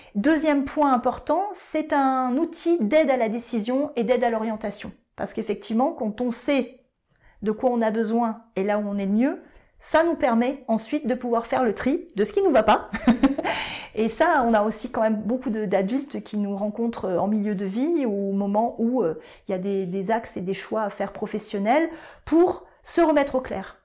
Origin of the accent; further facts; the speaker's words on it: Bordeaux, Nouvelle-Aquitaine, France; moved away as an adult; also born or lived in Paris; je suis revenue sur Bordeaux, ma ville natale